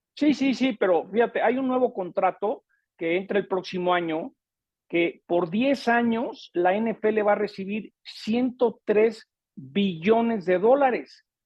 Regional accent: United States; como México americano me encanta poder eh, mandar buenos mensajes positivos

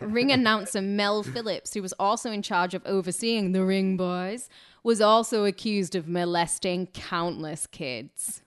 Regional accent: United Kingdom; I'm British

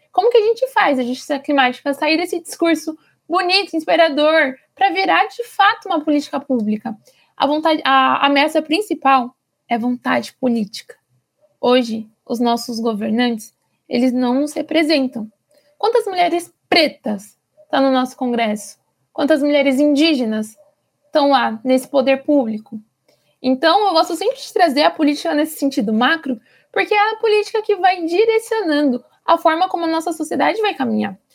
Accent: Brasilândia, São Paulo, Brazil; eu sou aqui da Brasilândia

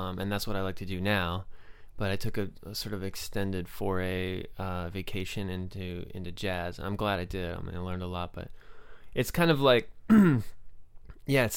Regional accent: Saratoga, California, United States; moved away as an adult; also born or lived in San Jose / Cupertino / Boston / Brooklyn, New York; I'm sort of from here. Saratoga, technically

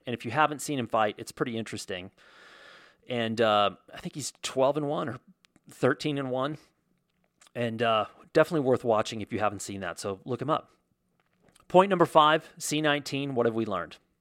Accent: United States; growing up in America as an American kid

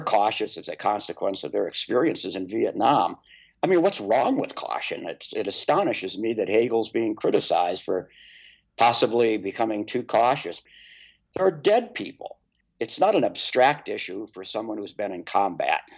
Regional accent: Minnesota, United States; my home state of Minnesota

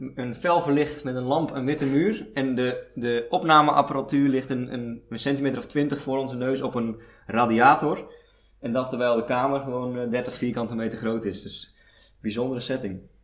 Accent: Sliedrecht, South Holland, Netherlands; moved away; Ik kom oorspronkelijk uit Sliedrecht, uit de Alblasserwaard.

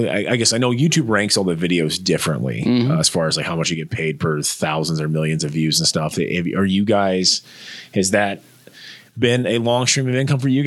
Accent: Northeast Nebraska, United States; a chubby kid growing up in Northeast Nebraska

